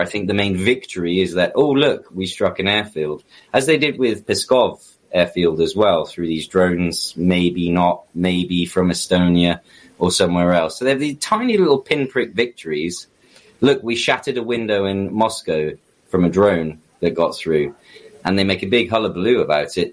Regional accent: United Kingdom; as a British citizen

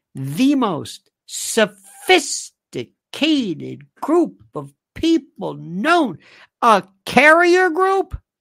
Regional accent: United States; we, as American citizens

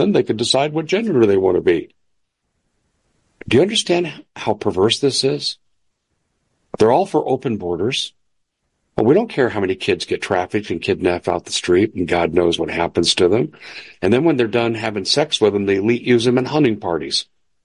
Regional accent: United States; I'm a Christian before I'm an American.

